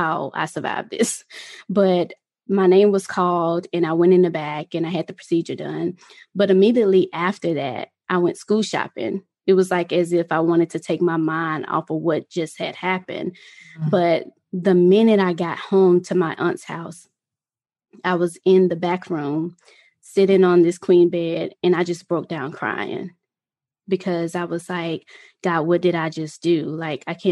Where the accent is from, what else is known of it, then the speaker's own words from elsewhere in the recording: Mississippi, United States; I'm originally from Mississippi.